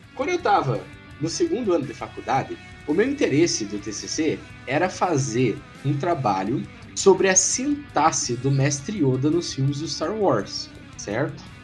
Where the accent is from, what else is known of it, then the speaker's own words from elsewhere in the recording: Castro, Paraná, Brazil; now in Ponta Grossa, Brazil; eu sou de Castro